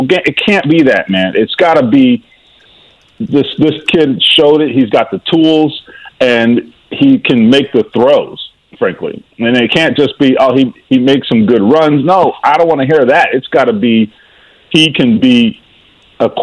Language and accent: English; Miami, Florida, United States; now in Midwest, United States; The Miami Dolphins, my hometown team